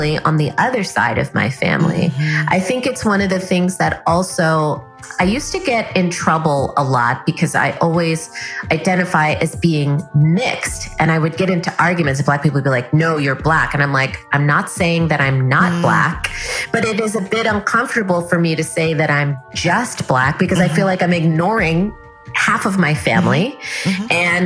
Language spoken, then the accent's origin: English; New York City, New York, United States; grew up in New York City, and my dad's family is all in California. So I grew up with my mom's family because my mom's a New York girl. We were all born in the Bronx